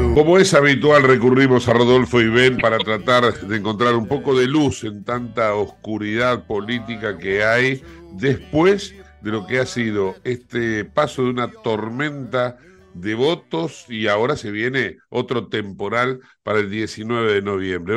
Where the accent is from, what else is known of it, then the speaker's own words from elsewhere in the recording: Argentina; somos los argentinos